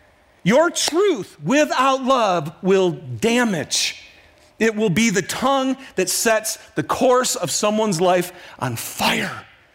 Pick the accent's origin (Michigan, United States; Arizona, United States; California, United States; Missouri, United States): Michigan, United States; Detroit; This is Detroit, by the way, my hometown.